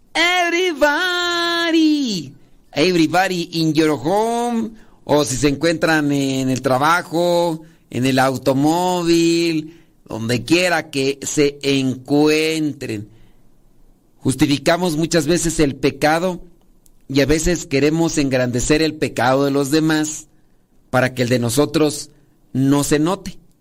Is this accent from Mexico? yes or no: yes; Acámbaro, Guanajuato, Mexico; allá de donde yo soy originario, Acámbaro, Guanajuato, digo, porque allí nací, que ya me crié en mi rancho